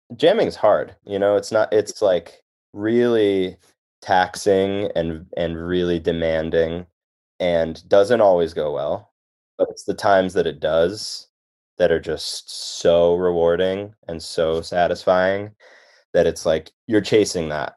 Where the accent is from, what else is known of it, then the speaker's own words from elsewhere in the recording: Chicago, Illinois, United States; moved away as an adult; also born or lived in Boston / Connecticut; I grew up in Chicago and only really knew about the Chicago scene